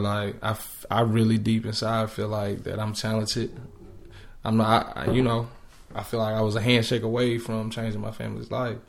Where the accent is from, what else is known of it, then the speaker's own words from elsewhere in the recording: Dallas, Texas, United States; moved away as an adult; now in Atlanta, United States; back at home in Dallas. I'm from Dallas